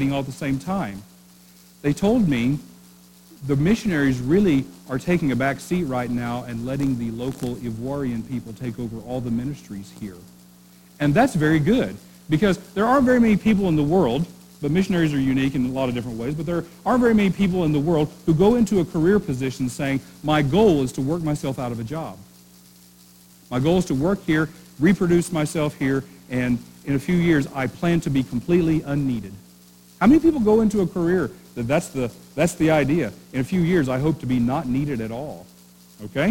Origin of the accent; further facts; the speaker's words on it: Oklahoma, United States; moved away as an adult; now in Maine, United States; I'm from Oklahoma